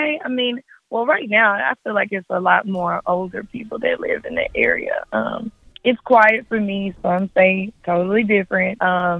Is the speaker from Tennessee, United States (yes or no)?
yes; Memphis, Tennessee, United States; I grew up in Westwood, a little bit closer towards Mississippi, but yeah, I grew up in Westwood.